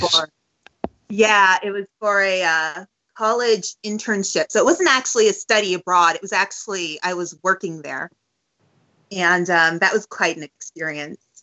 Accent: San Francisco, California, United States; also born or lived in Los Angeles; I grew up in San Francisco up until the age of 18

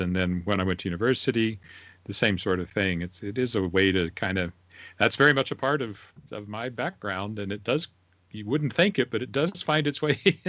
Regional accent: Weyburn, Saskatchewan, Canada; now in Regina, Canada; it wasn't really until I moved up to Regina, I grew up in Weyburn, which is about 10,000 people.

